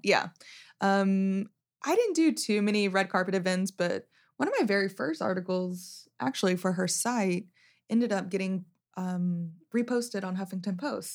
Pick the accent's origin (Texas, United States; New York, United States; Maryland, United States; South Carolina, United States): Texas, United States; Wichita Falls; moved away as an adult; also born or lived in Louisiana; I grew up in Wichita Falls.